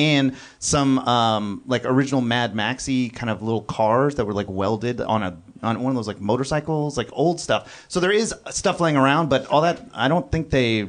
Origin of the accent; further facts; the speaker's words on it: Lodi, California, United States; also born or lived in Kenya; a dude I grew up with in Lodi, California. This small town.